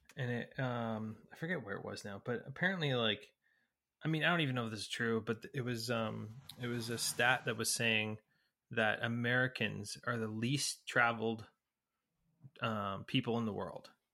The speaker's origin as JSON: {"language": "English", "town": "Newmarket", "region": "Ontario", "country": "Canada", "tie": "born or raised there", "moved": "yes", "said": "we, we grew up in Newmarket"}